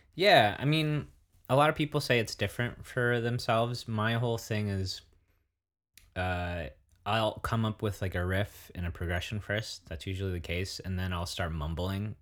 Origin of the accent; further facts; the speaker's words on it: Santa Barbara, California, United States; moved away; also born or lived in Bay Area / Netherlands / Germany; I grew up watching back in Santa Barbara